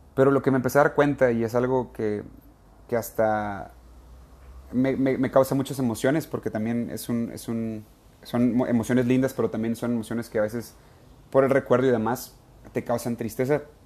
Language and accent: Spanish; Ensenada, Baja California, Mexico; moved away; todavía estaba en Ensenada, California, en mi tierra.